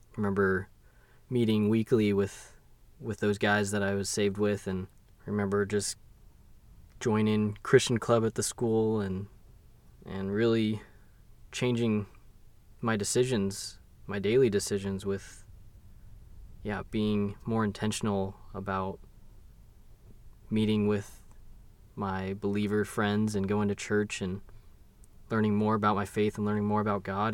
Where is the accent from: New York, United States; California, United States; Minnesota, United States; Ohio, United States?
California, United States; Long Beach; ended up in Long Beach, California, where, yeah, I was born